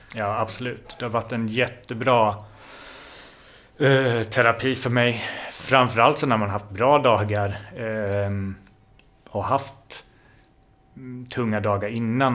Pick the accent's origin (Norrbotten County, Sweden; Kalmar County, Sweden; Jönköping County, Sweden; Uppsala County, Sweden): Jönköping County, Sweden; Jönköping; moved away as an adult; also born or lived in Linköping / Stockholm; Jag kommer från början från Jönköping. Mm. Där jag är född och uppväxt.